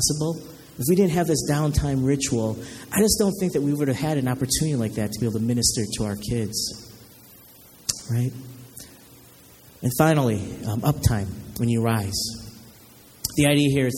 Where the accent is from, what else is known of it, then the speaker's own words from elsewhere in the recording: Chicago, Illinois, United States; I'm from Chicago